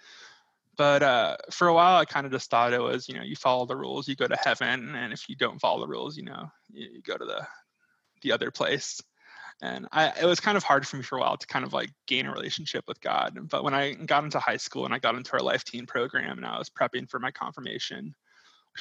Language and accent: English; Peachtree City, Georgia, United States; moved away as an adult; now in Phoenix, United States; I grew up primarily in Georgia, attending Holy Trinity Catholic Church in Peachtree City